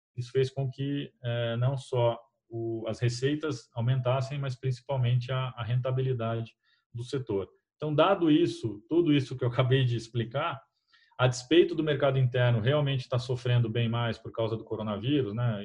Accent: Brazil; como brasileiros

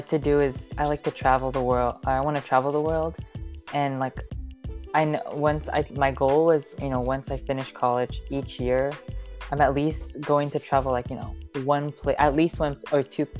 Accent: Seattle, Washington, United States; I've grown up in Seattle, Washington, but my family, I'm Filipino and my family comes from the Philippines, but I was born in Seattle, Washington

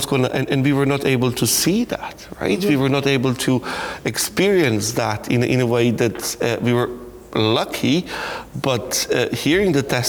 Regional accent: Belgrade, Serbia; moved away as an adult; now in Ireland; I am originally from Belgrade, and I can say former Yugoslavia, but I more often decide to say East only Yugoslavia. So I put the former in brackets, as that concept of the country I was born in still lives on

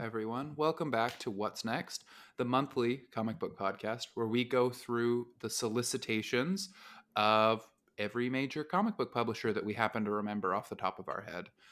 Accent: Utah, United States; growing up in Utah, it's a similar place to Texas

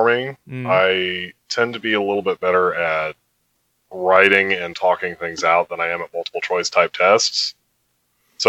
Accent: outside of Baltimore, Maryland, United States; I grew up outside of Baltimore

